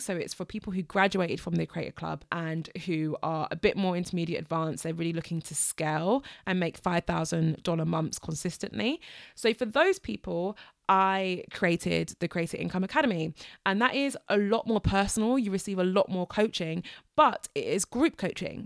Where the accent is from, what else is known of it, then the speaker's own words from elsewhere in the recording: United Kingdom; I am British